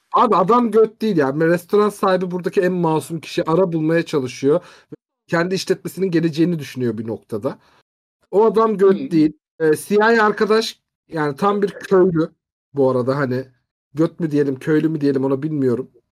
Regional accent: Turkey; biz Türk'üz

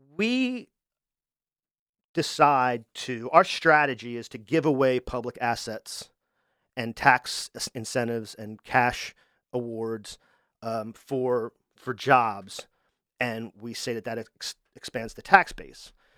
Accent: Wilmington, Delaware, United States; I'm from Wilmington, too

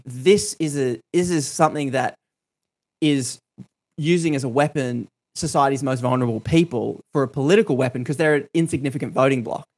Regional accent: Australia; I grew up in Australia

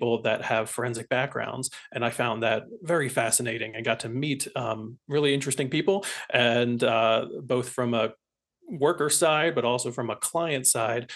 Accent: Philadelphia suburbs, Pennsylvania, United States; moved away; also born or lived in Colorado; I'm originally from the Philadelphia suburbs

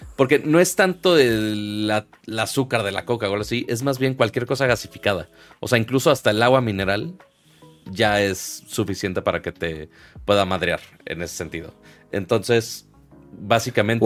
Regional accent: Monterrey, Nuevo León, Mexico; uno siendo regio

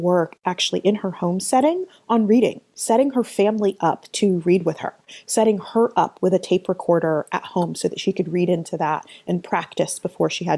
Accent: Atlanta, Georgia, United States; I started my career as a special education teacher in my hometown of Atlanta

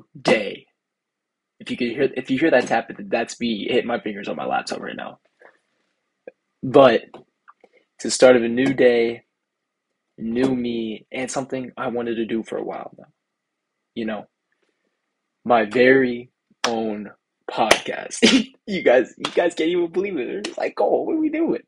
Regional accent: Seneca, Kansas, United States; moved away as an adult; now in Rochester, United States; I'm from Seneca, Kansas. I live on a farm

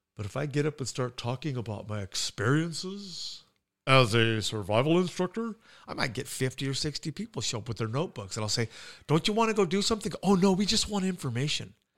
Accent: United States; I'm an American

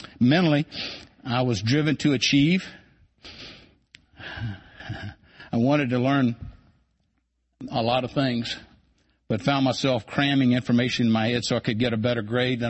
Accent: Culpeper County, Virginia, United States; I grew up here in Culpeper County, where I learned to work hard and play hard at everything that I ever did

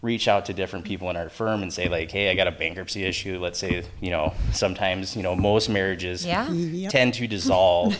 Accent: Sioux Falls, South Dakota, United States; moved away as an adult; also born or lived in St. Paul, Minnesota; now in St. Cloud, United States; I'm originally from Sioux Falls, South Dakota

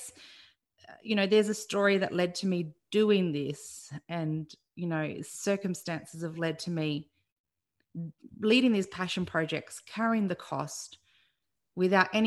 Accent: Adelaide, South Australia, Australia; moved away as an adult; also born or lived in Melbourne; now in Bundaberg, Australia; I grew up in Adelaide, and I went to Adelaide Uni

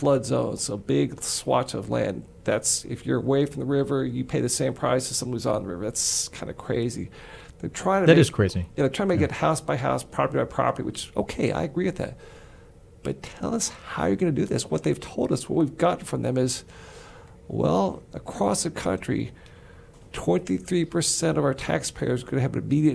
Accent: Texas, United States; We're all Texans.

